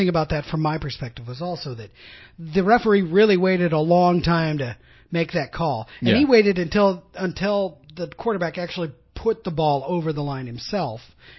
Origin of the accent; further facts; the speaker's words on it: Seattle, Washington, United States; since that's my hometown.